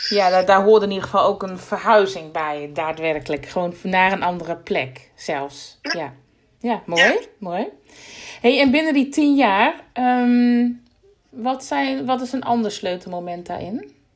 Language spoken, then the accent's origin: Dutch; Groningen, Netherlands; ik kom uit Groningen